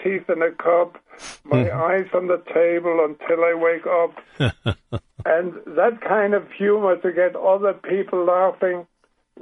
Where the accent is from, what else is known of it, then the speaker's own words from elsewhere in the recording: Paraguay; accent: German; English is a second language; now in United States; I was only half a year old when we traveled the ocean, and so I grew up in Paraguay